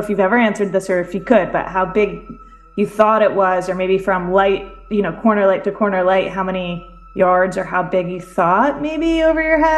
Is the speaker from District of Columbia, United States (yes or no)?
yes; D.C., District of Columbia, United States; now in Connecticut, United States; I grew up near Washington, D.C.